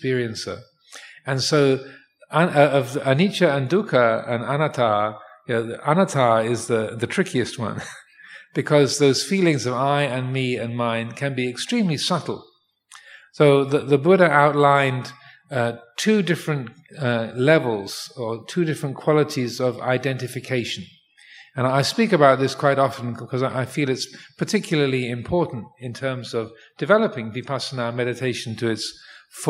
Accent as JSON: {"language": "English", "region": "England", "country": "United Kingdom", "tie": "born or raised there", "moved": "yes", "lives_now": "Thailand", "said": "born in England"}